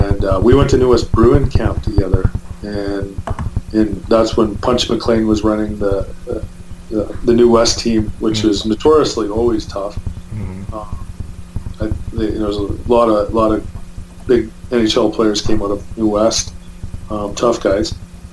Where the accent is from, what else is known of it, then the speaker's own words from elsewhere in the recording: Merritt, British Columbia, Canada; my hometown is Merritt, and that's the town of about 8,000 people where I grew up. And I grew up just down the street